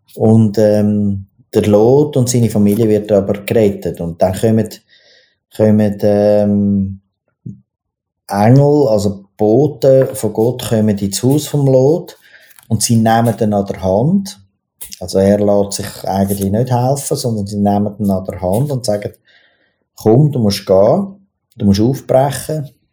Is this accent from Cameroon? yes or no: no; Zurich, Switzerland; ich bin im, im, im Drogenzürich aufgewachsen, also im Niederdorf